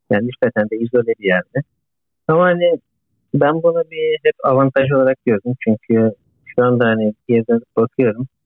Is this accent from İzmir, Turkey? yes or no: yes; Izmir, Turkey; moved away as an adult; also born or lived in Demirci, Manisa; Soy ismim Bursa'da. Manisa Demirci doğumluyum. İzmir'de okudum. Yaklaşık 2 yaşından beri İzmir'de büyüdüm.